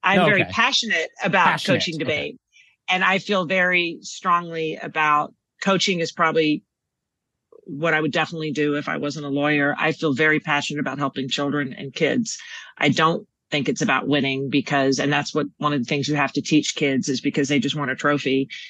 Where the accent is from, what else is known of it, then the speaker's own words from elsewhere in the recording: Texas, United States; So everyone assumes I'm from New York, but no, born and raised in Texas, West Texas, moved all over Texas, UT, undergrad and law school. And I think a lot of my personality is because I'm from Texas